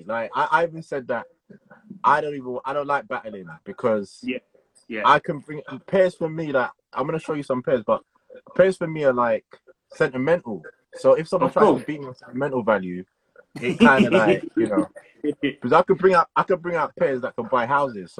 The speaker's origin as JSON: {"language": "English", "region": "London", "country": "United Kingdom", "said": "where I'm from, I'm originally from Tottenham."}